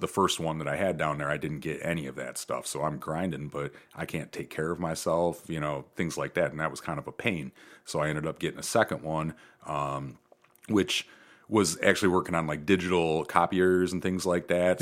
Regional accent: Perrysburg, Ohio, United States; moved away as an adult; also born or lived in Charlottesville, Virginia / Chicago, Illinois / Houston, Texas; I grew up in Perrysburg

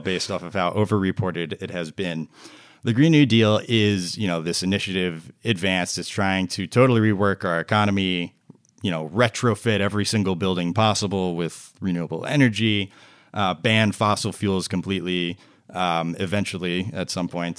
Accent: New Jersey, United States; moved away as an adult; now in Washington, D.C. area, United States; I'm a Jersey boy. I was from New Jersey originally

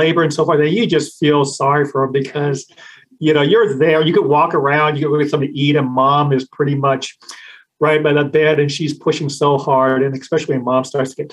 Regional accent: Sacramento, California, United States; also born or lived in Irvine, California; Pretty much I grew up in Sacramento

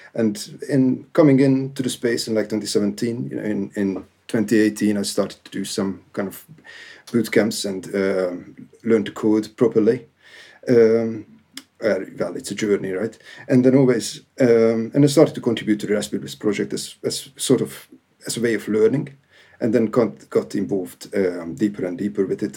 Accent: Hungary; now in United Kingdom; I basically have a Hungarian origin

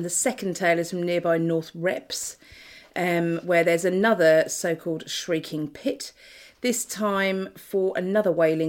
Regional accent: Norfolk, East of England, United Kingdom; I'm from Norfolk.

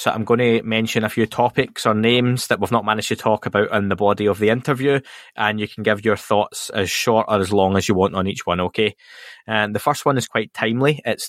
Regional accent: United Kingdom; Being from the UK

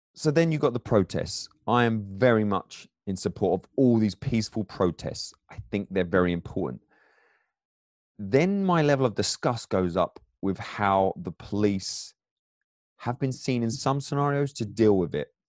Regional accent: England, United Kingdom; accent: English; now in United States; I'm I'm an immigrant here, but my background in England

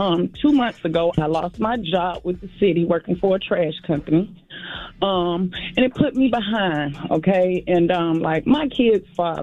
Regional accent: Augusta, Georgia, United States; I'm from Augusta.

